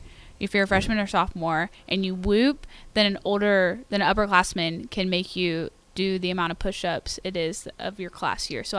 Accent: Royse City, Texas, United States; I'm from Roy City, Texas, just outside of Rockwall.

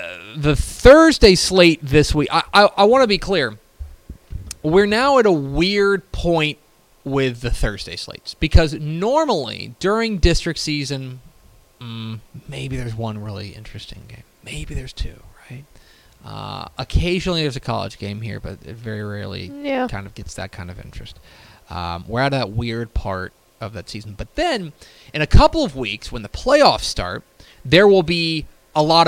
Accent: Coppell, Texas, United States; We ended up in Coppell

